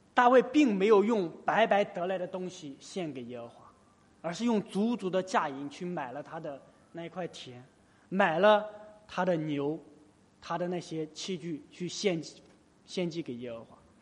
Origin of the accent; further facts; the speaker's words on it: China; 在我们中国